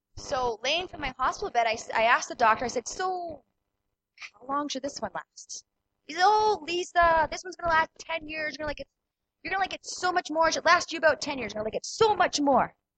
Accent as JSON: {"language": "English", "town": "Killarney", "region": "Manitoba", "country": "Canada", "tie": "born or raised there", "said": "I grew up in Killarney. My parents still live in Killarney"}